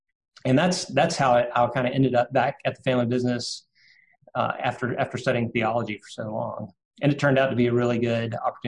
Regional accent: Birmingham, Alabama, United States; I come from an old Birmingham family. I guess old as Birmingham is, which is about 100 years old, I guess. So I grew up here.

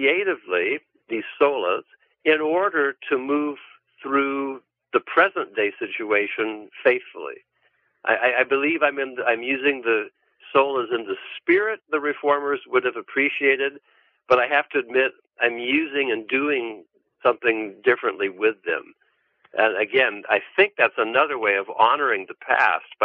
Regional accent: California, United States; I'm from California.

